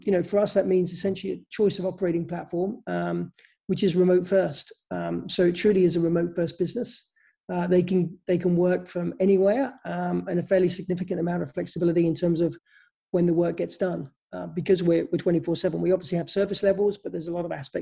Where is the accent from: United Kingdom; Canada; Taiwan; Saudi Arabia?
United Kingdom; England; moved away; I come from England originally